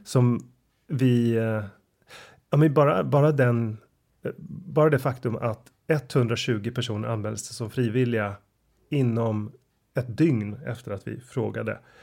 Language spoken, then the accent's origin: Swedish; Sweden; som svensk